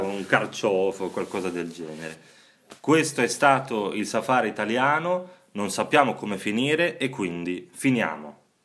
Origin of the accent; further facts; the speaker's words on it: Bologna, Emilia-Romagna, Italy; io che sono bolognese